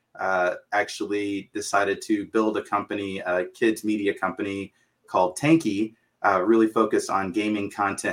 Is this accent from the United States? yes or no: yes; Dallas, Texas, United States; also born or lived in Jackson, Mississippi; I'm originally from Jackson, Mississippi, and grew up mostly in Dallas